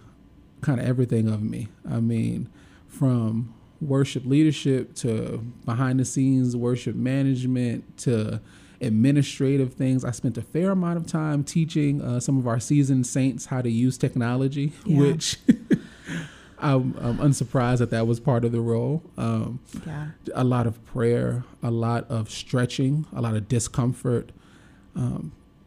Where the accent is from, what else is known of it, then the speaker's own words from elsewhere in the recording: New York, United States; moved away as an adult; now in Memphis, United States; I am a born and bred New Yorker